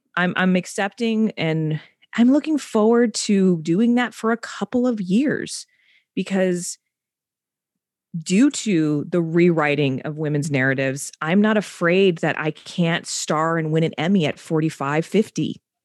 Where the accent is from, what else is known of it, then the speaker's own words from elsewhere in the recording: South Texas, United States; moved away; I'm from Bordertown, South Texas